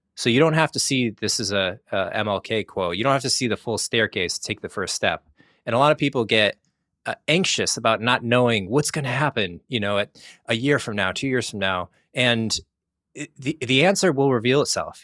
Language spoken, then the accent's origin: English; Connecticut, United States; moved away as an adult; also born or lived in Singapore; I grew up in Connecticut, went to school for mechanical engineering, and then I moved to Singapore